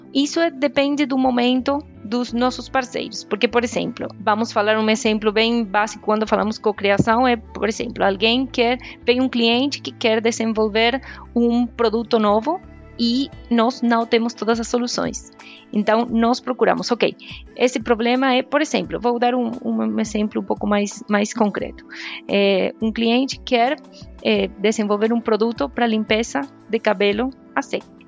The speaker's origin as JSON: {"language": "Portuguese", "country": "Argentina", "second_language": "Portuguese", "moved": "yes", "said": "Eu sou argentina"}